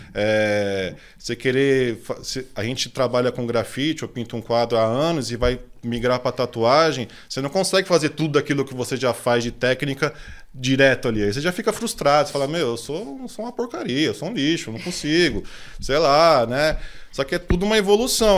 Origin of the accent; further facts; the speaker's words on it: São Paulo, Brazil; also born or lived in Grajaú; eu nasci, nasci no, no Grajaú, né? Nasci, morei lá até meus 5, 6 anos, assim. Minha família é de lá também, da parte de, do meu pai e tal. Aí depois eu mudei para Interlagos, moro lá até hoje.